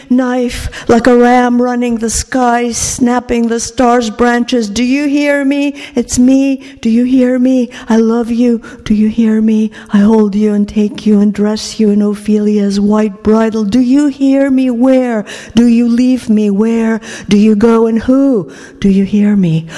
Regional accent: Greece; English is a second language; moved away as an adult; also born or lived in Oregon, United States / Pennsylvania, United States; now in United States; I grew up in Greece in the 50s, which were not like the 50s here.

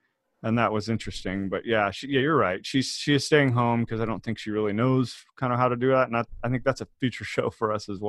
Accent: Mission Viejo, California, United States; also born or lived in Rancho Santa Margarita, California; I grew up in Mission Viejo, California, so I didn't fall very far from the tree

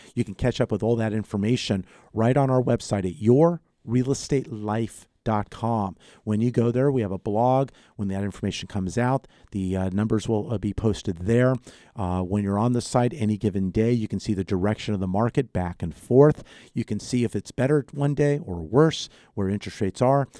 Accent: Los Angeles, California, United States; also born or lived in Santa Barbara / Ventura County; born and raised in Southern California, San Fernando Valley

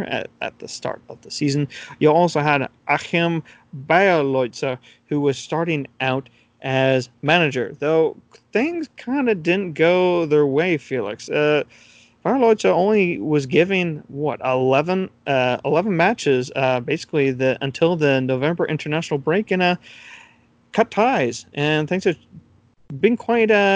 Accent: United States; As an American

